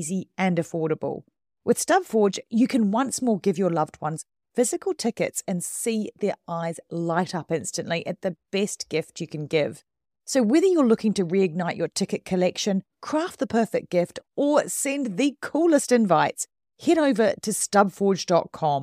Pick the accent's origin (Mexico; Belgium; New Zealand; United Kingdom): New Zealand; I am a Kiwi.